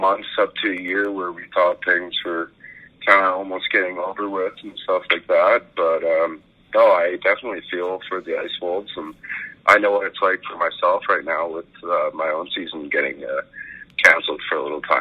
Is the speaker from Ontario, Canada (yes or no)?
no; Fort Saskatchewan, Alberta, Canada; moved away as an adult; now in Wisconsin, United States; I grew up in Fort Saskatchewan